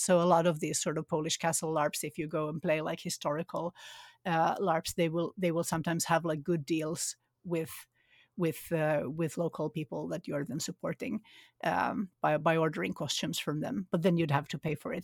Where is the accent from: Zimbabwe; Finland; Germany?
Finland; moved away; also born or lived in Sweden; I grew up in Finland